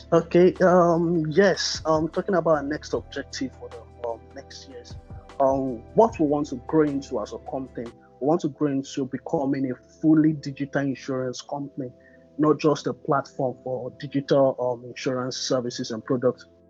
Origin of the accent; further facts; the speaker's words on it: Nigeria; I'm a Nigerian born tech entrepreneur